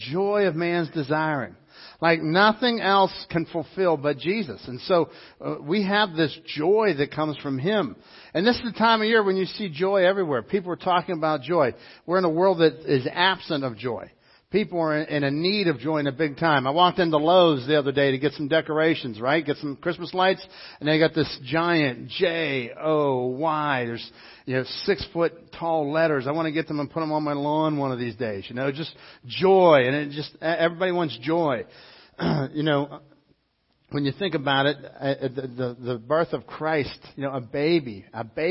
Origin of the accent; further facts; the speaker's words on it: Dormont, Pennsylvania, United States; Phil and I grew up together in Dormont.